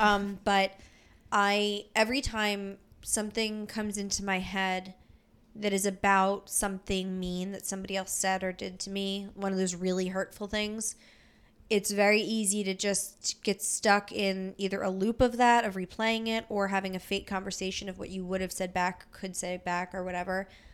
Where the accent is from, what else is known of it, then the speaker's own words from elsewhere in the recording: Philadelphia, Pennsylvania, United States; we're from Philly